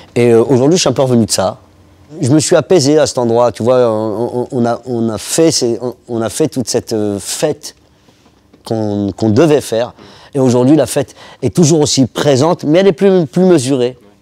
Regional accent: Paris, Île-de-France, France; je suis né à Barbès, dans une, euh, dans une cuisine presque

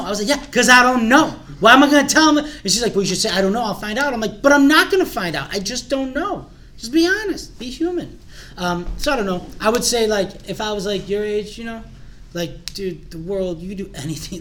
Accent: Glenview, Illinois, United States; also born or lived in Morton Grove, Illinois; we moved to Glenview, right down the street actually by Willow and Finks

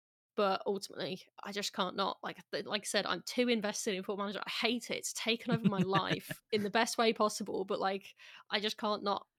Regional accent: West Midlands, United Kingdom; accent: Brummie; And I've kind of lost my Brummy accent a little bit since living over in various different countries, since, like, going to university.

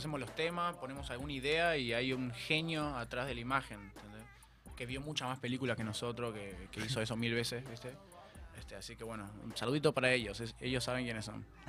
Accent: Argentina; yo no me siento tan argentino

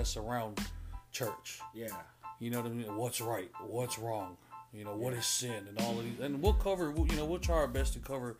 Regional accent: Hawaii, United States; My mom's dad was a pastor in Hawaii, and he pastored this church, Pearl Harbor, AOG, Assembly of God. And so that's where I grew up most of my life and where I learned the bulk of who God is, about Jesus

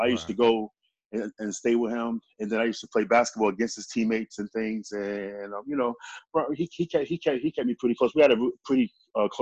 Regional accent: New York City, New York, United States; moved away as an adult; also born or lived in Indiana; now in Charleston, United States; we're from Queensbridge, but I just ended up moving to South Carolina just for a change of pace

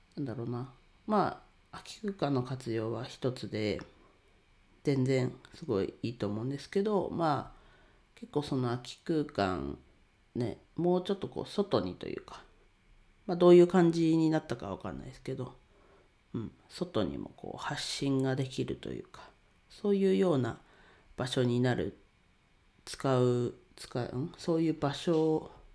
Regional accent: Ninohe, Iwate, Japan; now in Tokyo, Japan; 地元岩手県二戸市でレンタルスペースを使って遊び場を提供しています

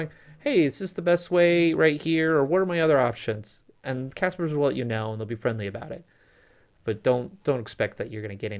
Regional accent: Phoenix, Arizona, United States; moved away; and I'm from Phoenix.

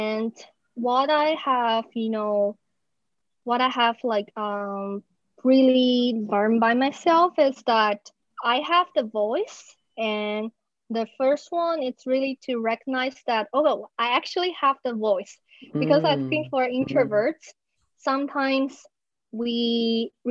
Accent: Taiwan; I'm from Taiwan

